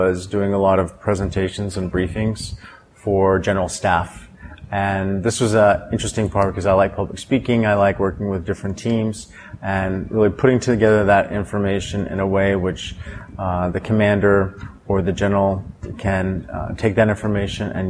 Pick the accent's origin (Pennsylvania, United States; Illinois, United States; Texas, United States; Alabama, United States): Texas, United States; moved away; growing up in Texas